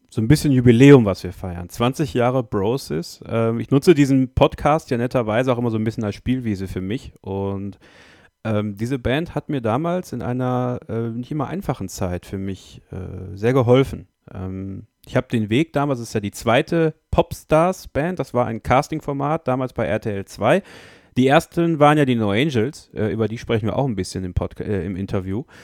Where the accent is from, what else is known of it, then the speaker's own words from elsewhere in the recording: Borken, North Rhine-Westphalia, Germany; Ich habe damals auf einem Stadtfest in Borken, äh, in meinem Heimat, in meiner Heimatstadt, vor Leuten auf einer Bühne, auf dem Marktplatz